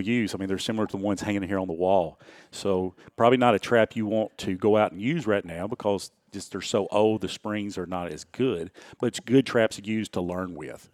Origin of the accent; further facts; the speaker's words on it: Houston County, Tennessee, United States; I grew up in Houston County, not far from here